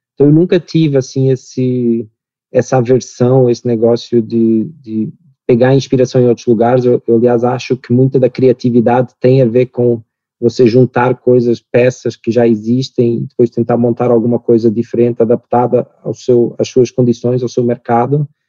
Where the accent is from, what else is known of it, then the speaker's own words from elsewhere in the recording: Portugal; accent: Portuguese; moved away as an adult; also born or lived in United States / New York; now in Brazil; eu sou português, meu sotaque ia me entregar muito rapidamente